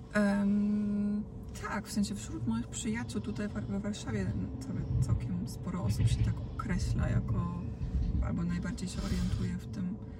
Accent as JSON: {"language": "Polish", "region": "Dalmatia", "country": "Croatia", "moved": "yes", "lives_now": "Poland", "said": "w tym rejonie, z którego ja jestem, czyli z Dalmacji"}